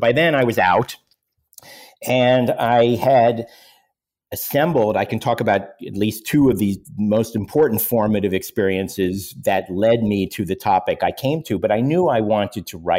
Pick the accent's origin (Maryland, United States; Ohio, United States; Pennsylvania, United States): Pennsylvania, United States; Pittsburgh; now in New York, United States; I was born in New York, but I grew up in Pittsburgh. My parents were New Yorkers, but wanted to leave New York. I spent my whole childhood growing up in Pittsburgh wanting to get to New York, which is where I now live.